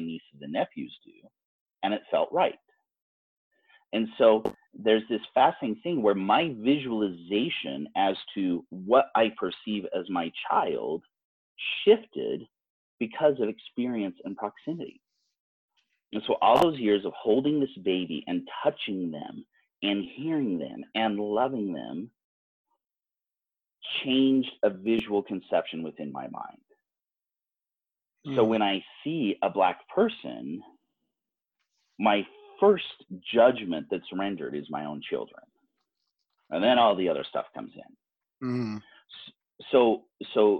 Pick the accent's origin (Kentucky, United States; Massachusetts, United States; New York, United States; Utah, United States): Utah, United States; most of us are growing up here in Utah, where we are not growing up with people of color